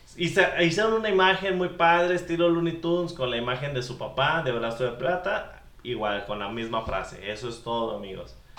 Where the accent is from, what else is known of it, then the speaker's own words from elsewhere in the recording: Mexico; En nuestra infancia, nosotros, eh, como buenos mexicanos, pues seguidores de la lucha libre